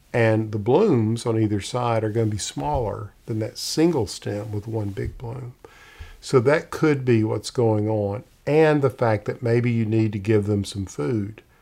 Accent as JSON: {"language": "English", "region": "Middle Tennessee", "country": "United States", "tie": "born or raised there", "said": "I grew up in Middle Tennessee"}